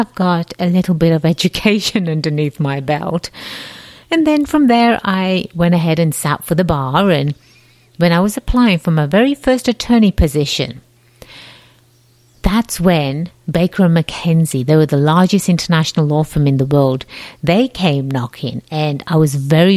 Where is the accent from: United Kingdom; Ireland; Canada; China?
United Kingdom; England; accent: slight accent; moved away as an adult; now in United States; I was born and raised in England, the jolly old land across the pond